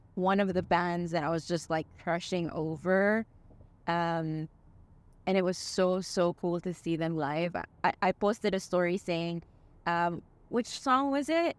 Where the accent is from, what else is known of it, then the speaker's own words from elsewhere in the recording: Dubai, United Arab Emirates; We're from Dubai